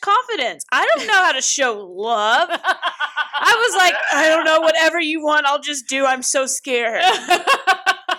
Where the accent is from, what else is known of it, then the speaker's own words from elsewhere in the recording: Louisville, Kentucky, United States; I'm from Louisville